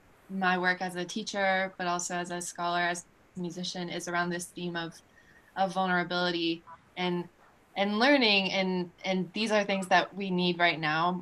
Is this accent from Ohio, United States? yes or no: yes; Southwestern Ohio, United States; moved away; also born or lived in West Virginia; where I'm from in Southwestern Ohio is like bluegrass, like super, super important in the history of bluegrass, and lots of bluegrass action happening close to my hometown.